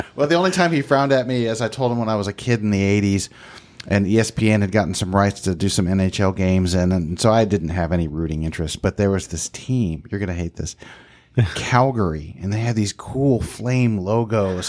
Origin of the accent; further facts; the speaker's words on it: Texas, United States; I'm from Texas